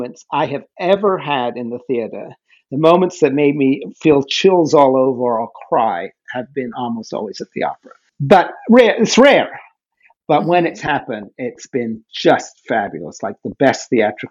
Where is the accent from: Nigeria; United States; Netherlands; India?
Netherlands; The Hague, South Holland; moved away; I grew up in The Hague in Holland